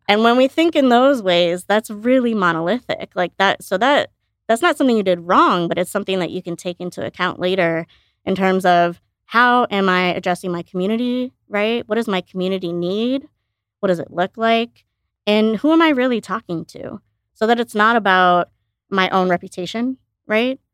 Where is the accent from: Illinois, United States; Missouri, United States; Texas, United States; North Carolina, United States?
Illinois, United States; outside Chicago; also born or lived in India; I grew up outside Chicago